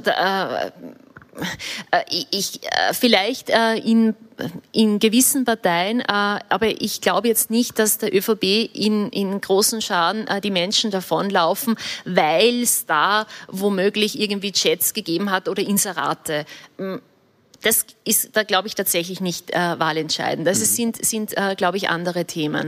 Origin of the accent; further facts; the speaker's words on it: Upper Austria, Austria; ich bin Oberösterreicherin, ich bin groß geworden